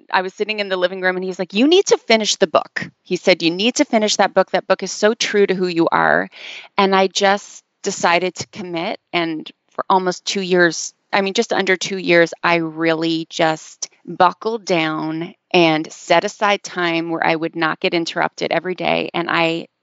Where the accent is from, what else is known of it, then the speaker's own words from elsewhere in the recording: Canada; moved away as an adult; now in Los Angeles, United States; I am a Canadian who lives in Los Angeles now. I've been living here for about 10 years.